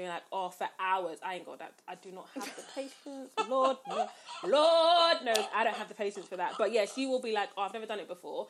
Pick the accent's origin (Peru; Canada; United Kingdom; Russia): United Kingdom; London; I'm from London town.